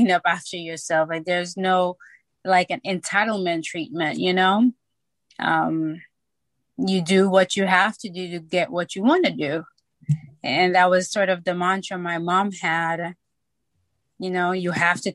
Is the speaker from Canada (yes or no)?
no; St. Lucia; moved away as an adult; also born or lived in New York, United States; now in Atlanta, United States; I am from St. Lucia, born, raised. I came up to the United States when I was 18